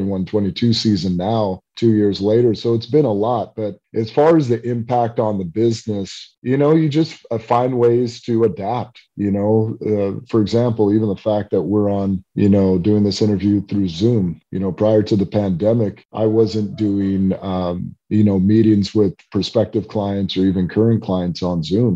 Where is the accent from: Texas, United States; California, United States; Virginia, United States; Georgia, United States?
California, United States; Southern; I grew up in Southern California